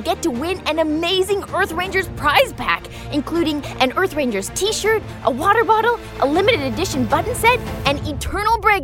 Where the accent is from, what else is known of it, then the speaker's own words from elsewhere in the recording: Toronto, Ontario, Canada; my hometown